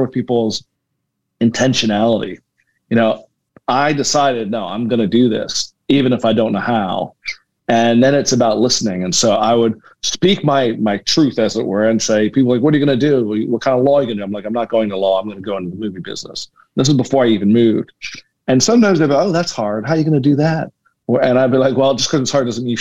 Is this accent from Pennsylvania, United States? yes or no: yes; Philadelphia, Pennsylvania, United States; I was born in Philadelphia, born and raised